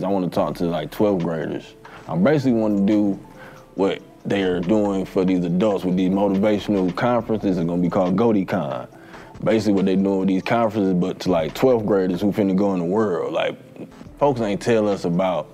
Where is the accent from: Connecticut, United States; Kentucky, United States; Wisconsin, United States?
Wisconsin, United States; Milwaukee; now in Atlanta, United States; I'm from Milwaukee.